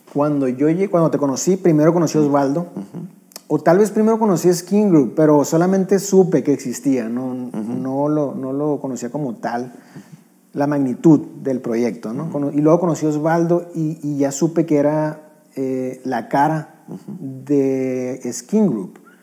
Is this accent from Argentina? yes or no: no; northern Mexico, Mexico; somos norteños